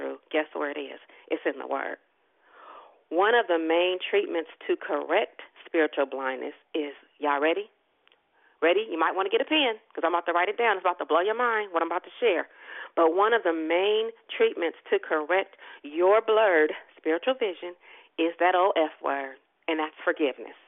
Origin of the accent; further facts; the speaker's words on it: Richmond, Virginia, United States; I am another peculiar chick born and raised in Gotham City, Richmond, and you really can't get no more Richmond than being born at Richmond Hospital